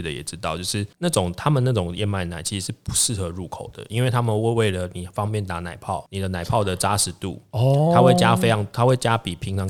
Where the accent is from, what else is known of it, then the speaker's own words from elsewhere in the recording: Taiwan; 我们会想想讲说为台湾人做的，就是我们台湾人做的。